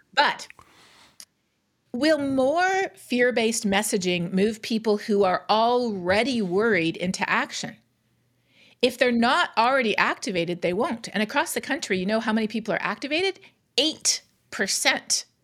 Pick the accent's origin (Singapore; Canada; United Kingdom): Canada; now in United States; I'm Canadian. Growing up in Canada